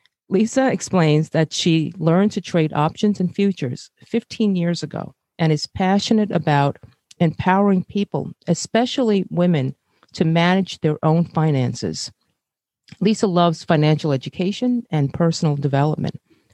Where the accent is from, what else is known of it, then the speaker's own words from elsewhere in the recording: New York City, New York, United States; also born or lived in Brazil; I'm Asian, born in Brazil, and raised in Brooklyn.